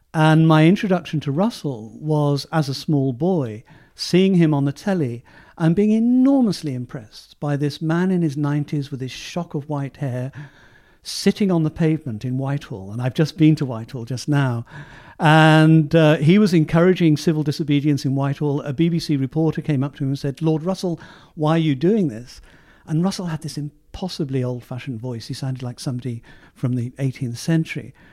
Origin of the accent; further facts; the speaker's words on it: Southampton, South East England, United Kingdom; my hometown of Southampton